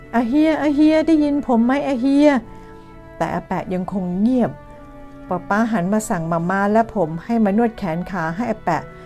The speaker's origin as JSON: {"language": "Thai", "region": "Bangkok", "country": "Thailand", "tie": "born or raised there", "said": "บ้านเกิดของผมอยู่แถวเยาวราช"}